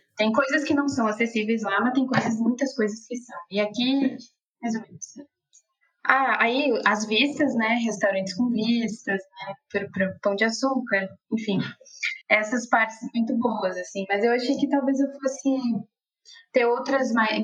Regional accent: Palmeira das Missões, Rio Grande do Sul, Brazil; moved away as an adult; also born or lived in Porto Alegre / Ijuí region small towns; now in Rio de Janeiro, Brazil; morei oito anos só em Porto Alegre, eu nasci no interior do Rio Grande do Sul.

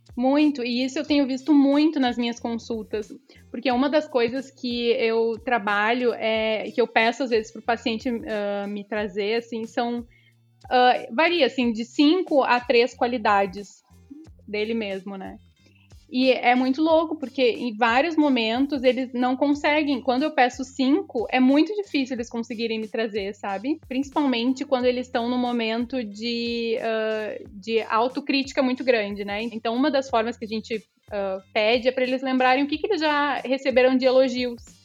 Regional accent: Cidreira, Rio Grande do Sul, Brazil; moved away as an adult; also born or lived in Tramandaí; now in Porto Alegre, Brazil; Nasci, nasci na, em Tramandaí, mas no outro dia já fui para Cidreira. Hoje, atualmente, moro em Porto Alegre

